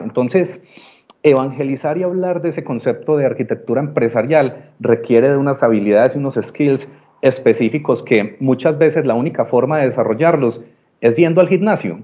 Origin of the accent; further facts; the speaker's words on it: Medellín, Antioquia, Colombia; Absolutamente paisa de nacimiento, de corazón, montañero de pura cepa